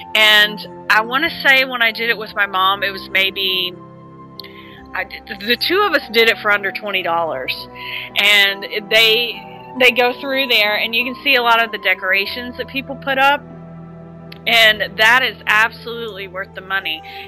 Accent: Kentucky, United States; I mean, I'm from Kentucky

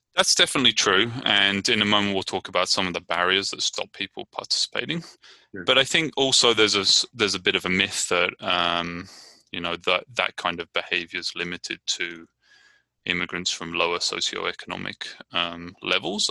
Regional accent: Brighton, South East England, United Kingdom; now in Richmond, United States

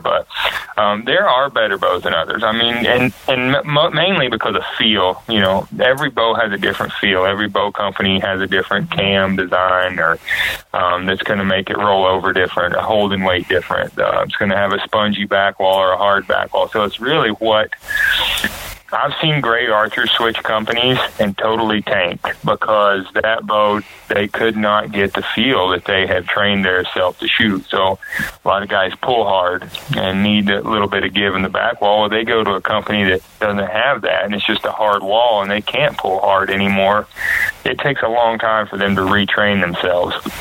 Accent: North Carolina, United States; I was from North Carolina.

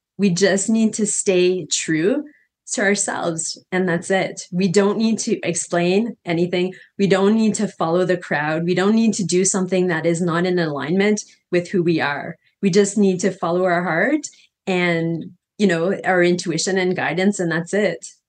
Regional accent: Canada; moved away as an adult; now in Costa Rica; I'm from Canada originally, and I came to Costa Rica, and I'm currently living in Costa Rica

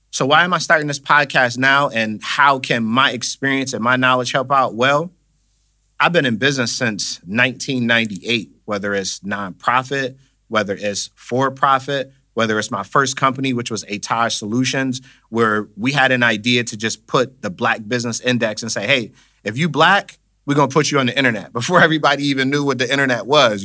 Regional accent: Buffalo, New York, United States; Born and raised in Buffalo, New York.

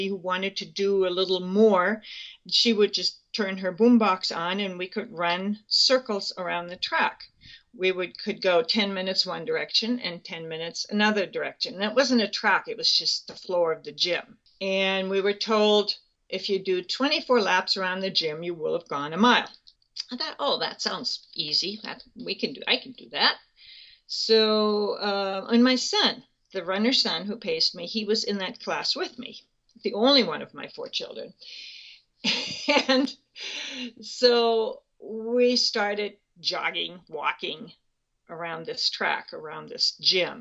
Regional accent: Germany; moved away as an adult; now in Spokane, United States; I grew up in Germany. I was born July 2nd, 1944, which makes me 71.

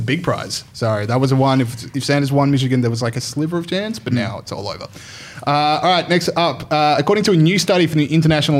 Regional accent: Trier, Rhineland-Palatinate, Germany; born there; I was born in Trier, Germany.

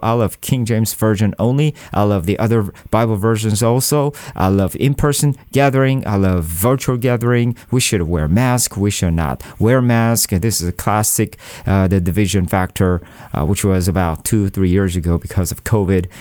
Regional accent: South Korea; I am from South Korea, and, uh, Korea is a very compe-, competitive country in terms of study.

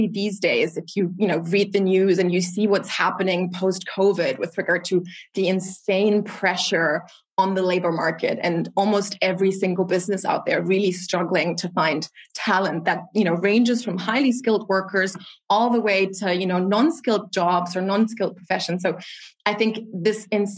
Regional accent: Germany; my father came to Germany more than 30 years ago as a Nigerian immigrant. So I'm a proud Afro-German citizen

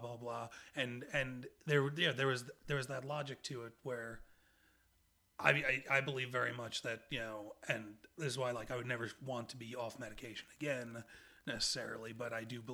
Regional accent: Long Island, New York, United States; Long Island, which is where I grew up.

